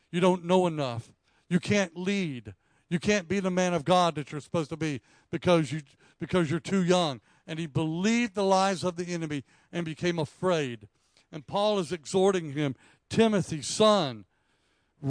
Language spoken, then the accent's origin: English; South Carolina, United States; I grew up in South Carolina